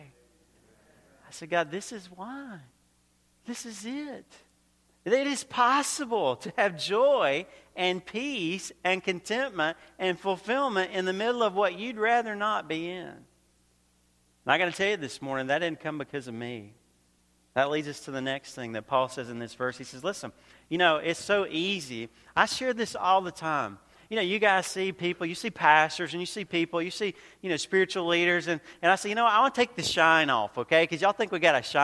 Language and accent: English; Georgia, United States; also born or lived in North Carolina; now in Queensbury, United States; originally I grew up in Georgia. I lived in North Carolina for a little while.